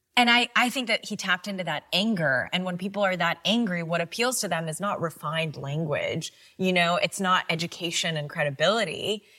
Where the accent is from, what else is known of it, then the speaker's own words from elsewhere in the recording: Pakistan; now in United States; growing up in Pakistan